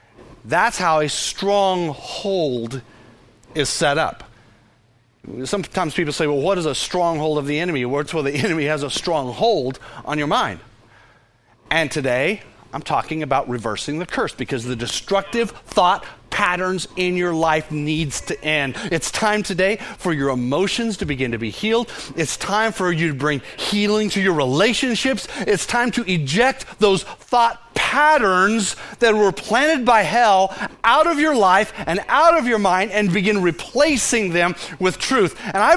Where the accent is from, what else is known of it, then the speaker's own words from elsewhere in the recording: Fort Worth, Texas, United States; Of course, we all say, of course we know about that, because we're from Fort Worth, right?